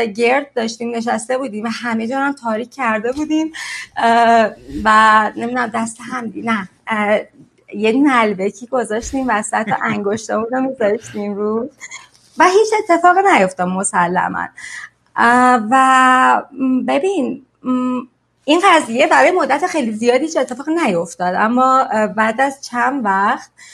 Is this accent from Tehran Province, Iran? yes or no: no; Sari, Mazandaran, Iran; now in Mexico; من ساری دنیا آمدم و ساری بزرگ شدم شمال ایرانه